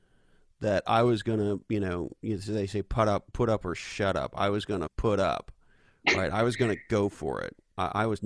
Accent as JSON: {"language": "English", "town": "Montreal", "region": "Quebec", "country": "Canada", "tie": "born or raised there", "also_born_or_lived": "Silicon Valley, United States", "moved": "as an adult", "lives_now": "United States", "said": "I was born and raised in Montreal, Canada"}